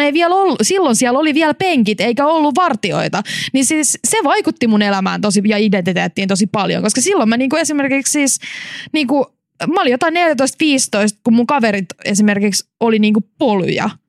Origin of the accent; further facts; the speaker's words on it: Riihimäki, Kanta-Häme, Finland; mä kasvoin Riihimäellä